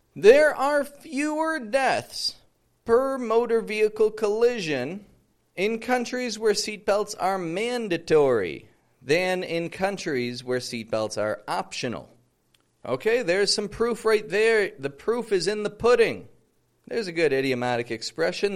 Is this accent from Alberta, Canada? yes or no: no; Toronto, Ontario, Canada; moved away as an adult; now in Mexico; I come from Toronto, living in Mexico at the moment